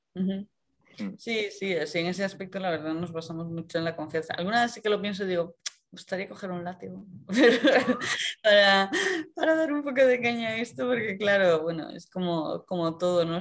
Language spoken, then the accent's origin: Spanish; A Coruña, Galicia, Spain; moved away; yo soy de Coruña